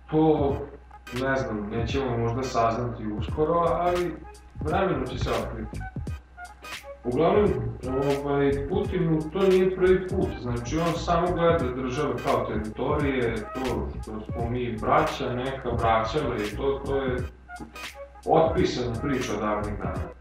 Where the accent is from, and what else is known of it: Serbia